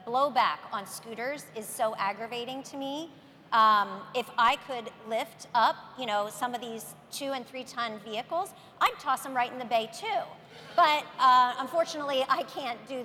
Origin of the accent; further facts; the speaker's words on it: San Francisco, California, United States; my hometown of San Francisco